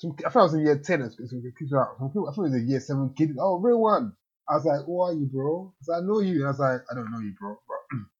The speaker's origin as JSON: {"language": "English", "area": "Kent", "region": "South East England", "country": "United Kingdom", "tie": "born or raised there", "also_born_or_lived": "Nigeria", "said": "I grew up in Kent"}